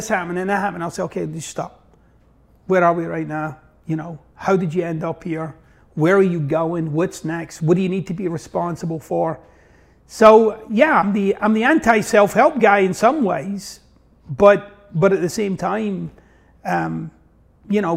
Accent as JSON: {"language": "English", "town": "Glasgow", "region": "Scotland", "country": "United Kingdom", "tie": "born or raised there", "moved": "as an adult", "lives_now": "United States", "said": "I got this wonky accent, so I'm originally from Glasgow, Scotland, and actually from the east end of Glasgow"}